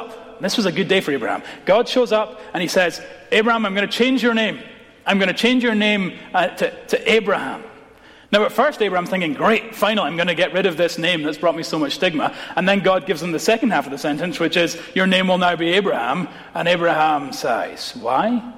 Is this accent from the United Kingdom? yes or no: yes; Scotland, United Kingdom; as a Scot